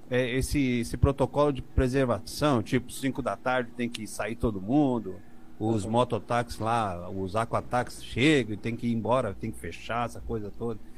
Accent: Rio de Janeiro, Brazil; é que nós três somos carioca

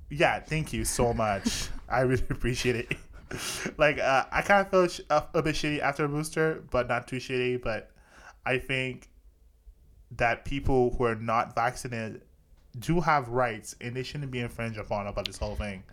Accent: Canada; I'm Canadian

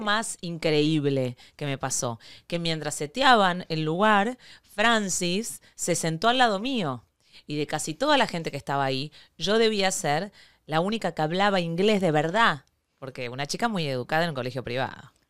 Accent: Argentina; yo argentina

